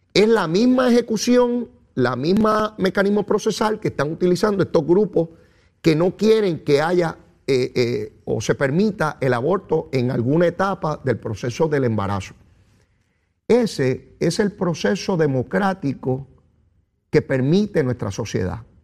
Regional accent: San Juan, Puerto Rico; Yo soy de San Juan

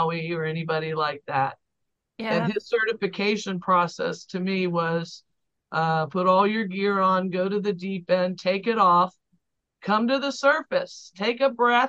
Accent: Miami, Florida, United States; now in West Palm Beach, United States; I'm a native Floridian, born and raised in Miami, third generation, actually.

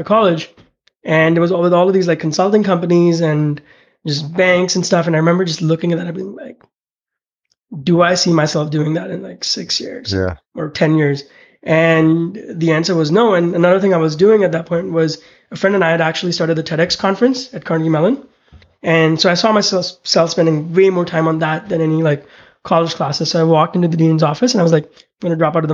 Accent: India; also born or lived in Pittsburgh / Connecticut / San Francisco; now in United States; growing up in India, two of my uncles

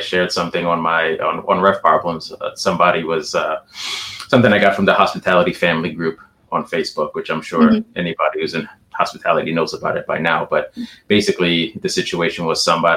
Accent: New York, United States; I'm from New York

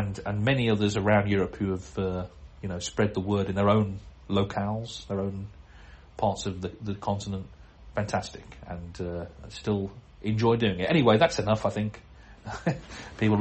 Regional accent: United Kingdom; I'm British

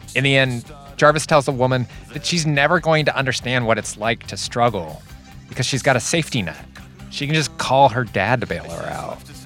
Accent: Whittier, California, United States; I grew up in Whittier

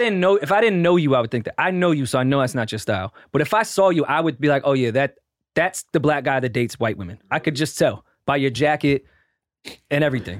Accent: New York City, New York, United States; I'm a woman from Brooklyn.

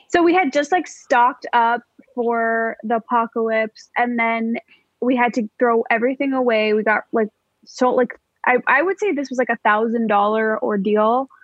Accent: Skokie, Illinois, United States; my hometown, Skokie, Illinois

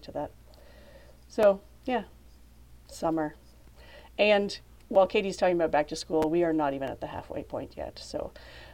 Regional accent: Canada; As a Canadian

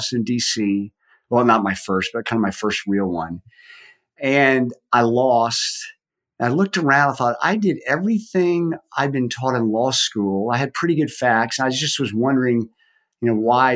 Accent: Dallas, Texas, United States; I grew up in Dallas, Texas, went to high school there

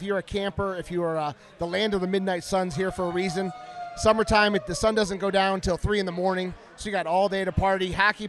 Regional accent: Cleveland, Ohio, United States; moved away as an adult; now in Alaska, United States; I'm from originally from Cleveland, Ohio area.

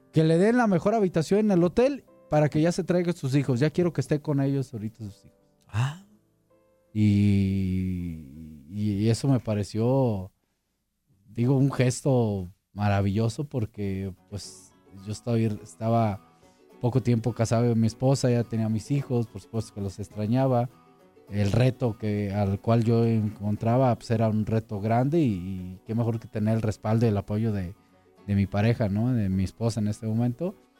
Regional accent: La Piedad, Michoacán, Mexico; moved away as an adult; also born or lived in Guadalajara; allá en mi tierra, en, en, La Piedad, en Michoacán

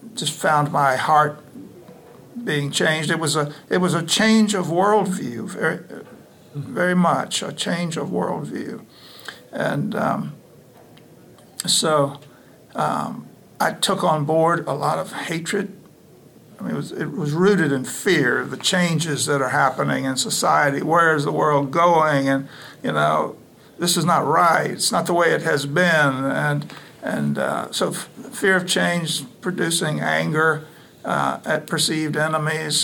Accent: Mobile, Alabama, United States; I grew up in the Deep South, Mobile, Alabama, in the 60s

